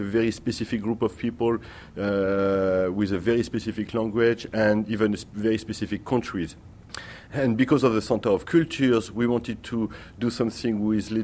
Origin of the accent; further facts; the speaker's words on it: Paris, Île-de-France, France; English is a second language; now in New York, United States; I come from France. I'm born in Paris